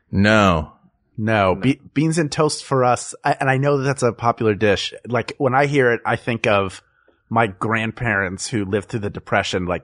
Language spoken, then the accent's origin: English; Pennsylvania, United States; And Heinz is uh, based in my home state of Pennsylvania.